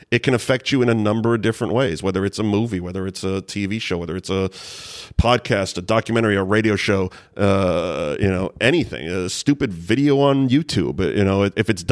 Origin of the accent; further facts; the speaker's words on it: Linfield, Pennsylvania, United States; the house we grew up in Linfield